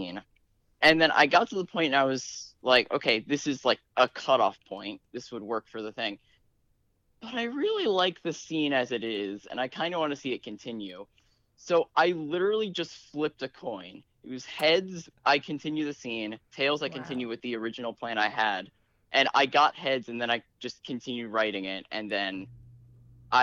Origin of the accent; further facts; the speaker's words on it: Connecticut, United States; I'm from Connecticut.